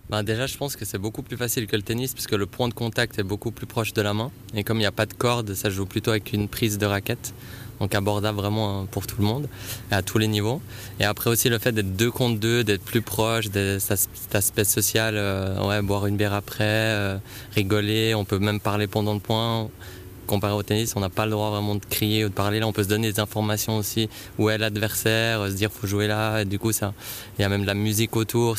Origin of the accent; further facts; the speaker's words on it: Aigle, Vaud, Switzerland; also born or lived in Saint-Symphorien; je viens de saint symphorin mais j'ai passé toute mon enfance à Aigle